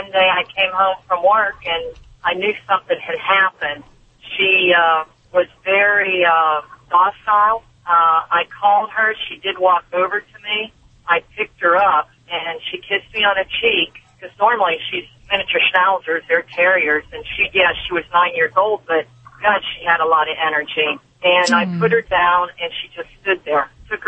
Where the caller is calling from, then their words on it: Arcadia, California, United States; Arcadia, Pasadena area, California.